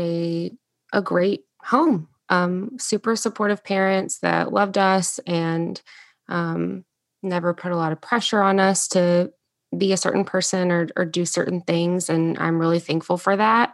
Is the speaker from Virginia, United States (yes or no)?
yes; Salem, Virginia, United States; moved away as an adult; now in Charleston, United States; I grew up, um, actually in Southwest Virginia, um, in a town called Salem. It's right outside of Roanoke